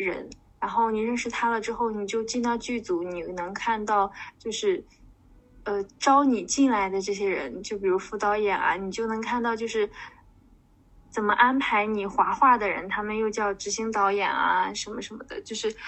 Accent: Shandong, China; 我是一个山东人，然后有一个名言叫做。山东人不做那个呃，不考公务员和当老师，全都是嬉皮士

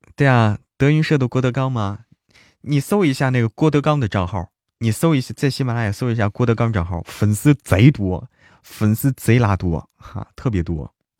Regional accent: Hebei, China; 我是河北人

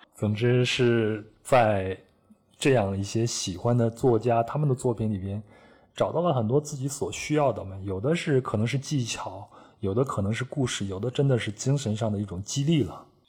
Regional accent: Henan, China; moved away; 小时候生活在河南山区的小孩子

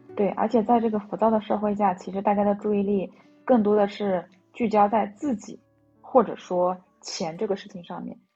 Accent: Shanxi, China; now in Shanghai, China; 我是山西人。然后我依然觉得自己还是在一个上海漂泊的人

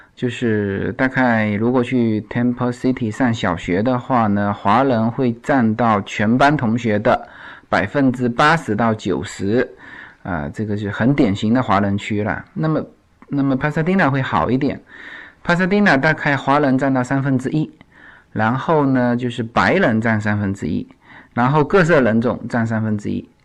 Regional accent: China; now in United States; 我说来自China

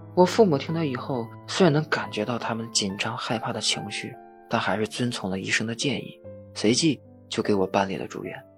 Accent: Fushun, Liaoning, China; 我是一名成长在抚顺的东北人

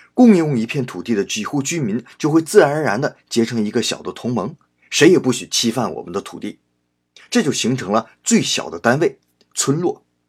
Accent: China; moved away as an adult; now in Japan; 我们中国人

